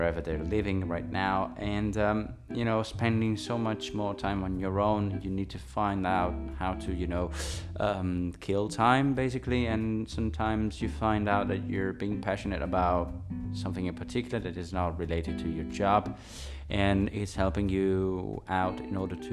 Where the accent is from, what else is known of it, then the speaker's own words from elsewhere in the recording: Italy; my hometown in Italy